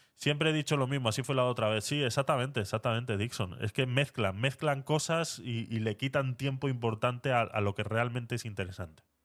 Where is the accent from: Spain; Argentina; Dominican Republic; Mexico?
Spain; aquí en España